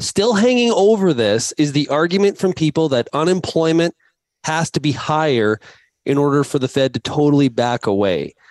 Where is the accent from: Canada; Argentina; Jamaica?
Canada; me being Canadian